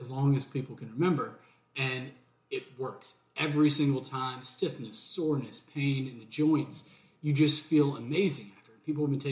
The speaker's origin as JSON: {"language": "English", "town": "Watkinsville", "region": "Georgia", "country": "United States", "tie": "born or raised there", "also_born_or_lived": "Los Angeles, California / Hermosa Beach, California", "moved": "as an adult", "lives_now": "Charleston, United States", "said": "I grew up in Watkinsville, Georgia, which is near Athens, but then I lived in LA, Hermosa Beach, for about 4 or 5 years"}